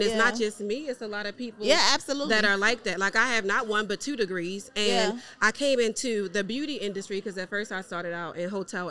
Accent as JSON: {"language": "English", "town": "Baltimore", "region": "Maryland", "country": "United States", "said": "So I am from Baltimore, Maryland."}